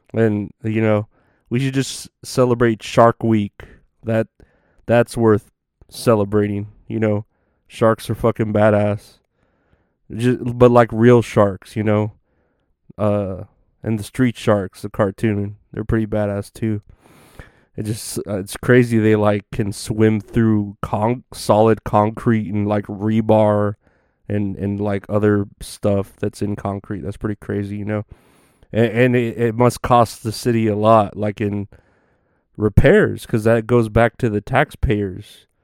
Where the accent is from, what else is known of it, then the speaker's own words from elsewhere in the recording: Uvalde, Texas, United States; moved away; my hometown in in Uvalde